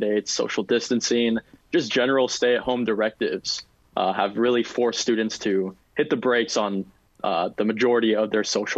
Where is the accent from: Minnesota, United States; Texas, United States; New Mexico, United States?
Texas, United States; San Antonio; moved away as an adult; now in Fairfax, United States; Proudly born and raised in San Antonio, Texas